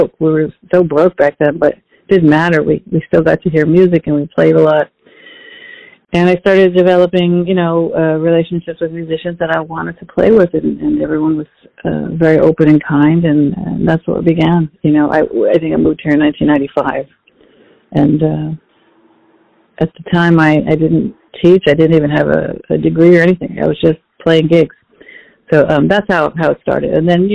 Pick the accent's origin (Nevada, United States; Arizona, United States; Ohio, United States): Arizona, United States; Phoenix; moved away as an adult; now in New York, United States; I was born in Phoenix, Arizona. I grew up in a Mexican-American family